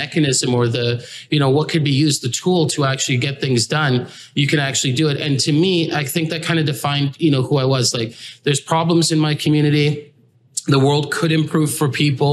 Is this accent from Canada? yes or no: yes; Toronto, Ontario, Canada; also born or lived in England; I came from England, and my father's Grenadian, my mother's, you know, is British. I would say that I'm a combination of, you know, parts of those cultures, growing up in Canada since I was like 4.5 years old